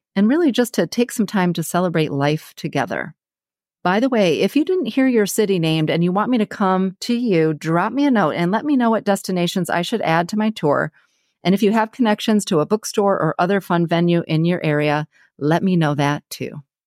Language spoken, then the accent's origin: English; Ann Arbor, Michigan, United States; now in San Diego, United States; my hometown, Ann Arbor, Michigan